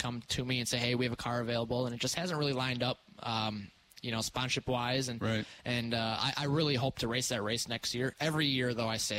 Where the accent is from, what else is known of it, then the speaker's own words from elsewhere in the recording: Dousman, Wisconsin, United States; I grew up racing at Badger Car Club in Dousman, so I'm very fortunate. I still live around here